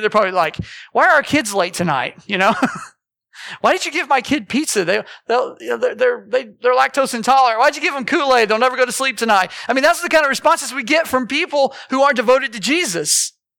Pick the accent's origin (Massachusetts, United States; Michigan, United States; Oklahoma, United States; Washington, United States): Oklahoma, United States; Morris; I grew up in Morris